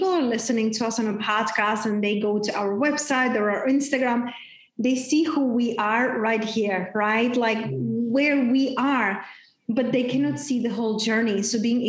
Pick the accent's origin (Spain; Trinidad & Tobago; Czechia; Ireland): Czechia; now in Tulum, Mexico; I grew up in very, very small town back in Czech Republic. Hence, that's my name. That's my accent